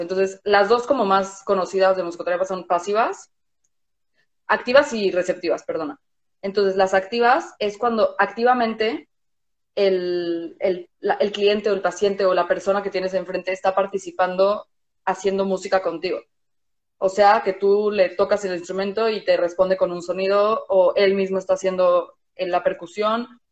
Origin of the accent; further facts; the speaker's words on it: Mexico; moved away; vivimos en un país distinto a donde crecimos. O sea, yo soy mexicana